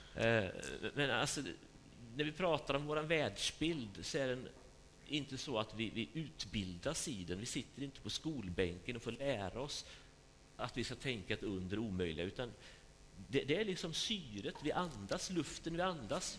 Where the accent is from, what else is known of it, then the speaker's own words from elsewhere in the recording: Sweden; vi är ju liksom marinerade i det här sättet att tänka som, som svenskar